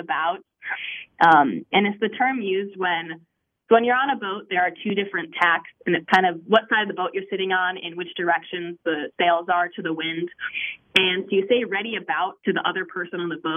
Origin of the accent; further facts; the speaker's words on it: Minnesota, United States; moved away as an adult; I grew up in Minnesota